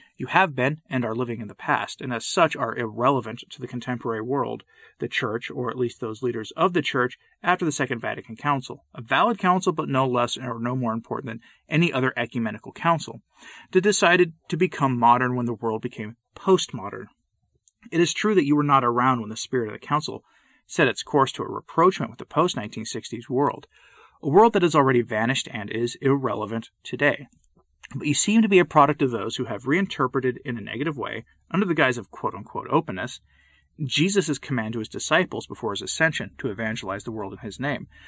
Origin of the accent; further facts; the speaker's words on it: Northeast, United States; I grew up in the Northeast